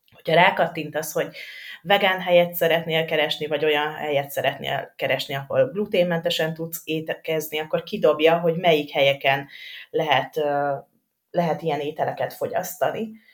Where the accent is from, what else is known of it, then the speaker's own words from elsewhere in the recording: Dunaújváros, Fejér, Hungary; moved away; én Dunaújvárosi vagyok